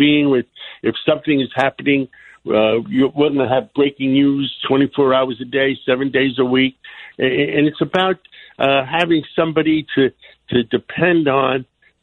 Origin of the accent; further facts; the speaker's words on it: New York, United States; now in Miami, United States; I'm down in Miami, but I enjoy listening to New York radio because I'm a New Yorker